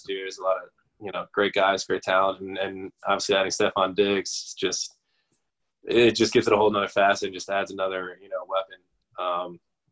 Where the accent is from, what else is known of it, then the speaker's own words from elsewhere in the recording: New Jersey, United States; now in Buffalo, United States; I'm from New Jersey, obviously. I grew up a Giants fan